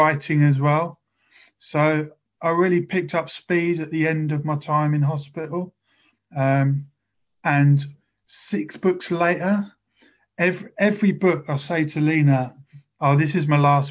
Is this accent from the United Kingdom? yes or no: yes; Bromsgrove, West Midlands, United Kingdom; also born or lived in South of England; now in Chatham, United Kingdom; I was born in Bromsgrove, and I moved down south to live with my dad